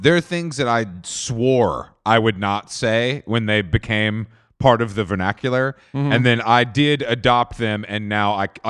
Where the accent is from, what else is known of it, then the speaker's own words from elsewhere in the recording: Atlanta, Georgia, United States; I'm from Atlanta, Georgia.